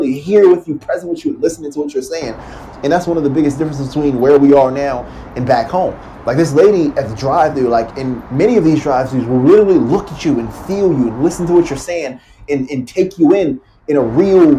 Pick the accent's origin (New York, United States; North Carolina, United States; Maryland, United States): Maryland, United States; Baltimore; now in Los Angeles, United States; growing up in Baltimore, Maryland